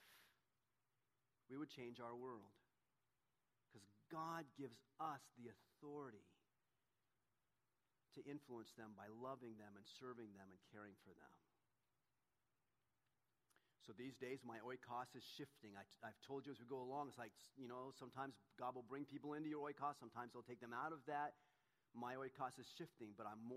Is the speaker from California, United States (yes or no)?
yes; Southern California, United States; the same church that Donna and I grew up in down in Southern California